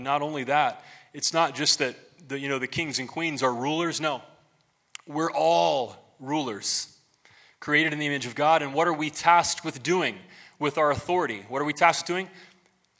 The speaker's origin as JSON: {"language": "English", "country": "United States", "said": "as an American"}